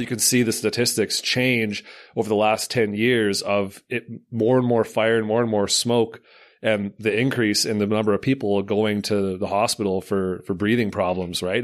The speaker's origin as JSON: {"language": "English", "town": "Slave Lake", "region": "Alberta", "country": "Canada", "said": "I'm from Slave Lake"}